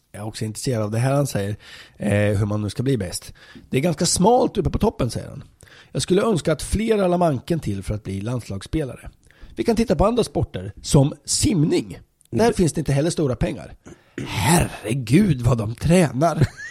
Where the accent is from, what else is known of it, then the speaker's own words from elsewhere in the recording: Linköping, Östergötland, Sweden; i Linköping, där jag kommer ifrån